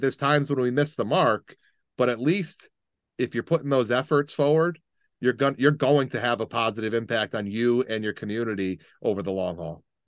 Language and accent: English; Middletown, United States; growing up in Middletown, pretty, pretty diverse